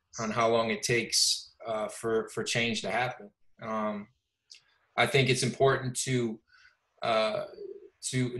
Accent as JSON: {"language": "English", "town": "Detroit", "region": "Michigan", "country": "United States", "tie": "born or raised there", "moved": "yes", "lives_now": "Los Angeles, United States", "said": "Growing up in Detroit, I was blessed that I kind of grew up in a melting pot"}